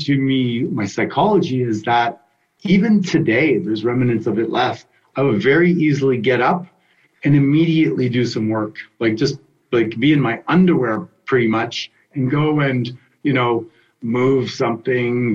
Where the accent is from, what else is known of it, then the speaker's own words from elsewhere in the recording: Canada; I grew up in Canada skating